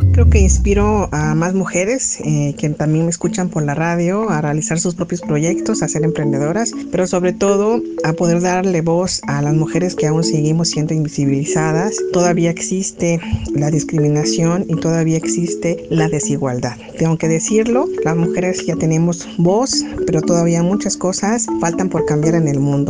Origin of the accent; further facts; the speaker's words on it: Copainalá, Chiapas, Mexico; Yo nací en Copainalá, un municipio muy agradable, muy bonito. Crecí en un municipio lleno de gente